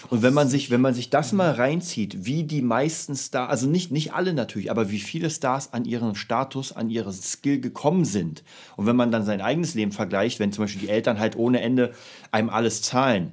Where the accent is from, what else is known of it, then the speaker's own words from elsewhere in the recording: Berlin, Germany; ich komme ja aus Kreuzberg